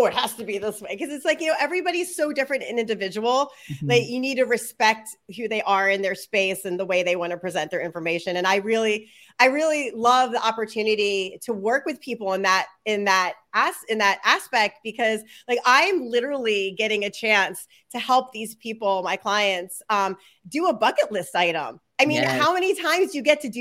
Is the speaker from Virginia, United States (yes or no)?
no; Philadelphia, Pennsylvania, United States; moved away; also born or lived in Utah; I'm originally from Philadelphia, so I'm originally East Coast girl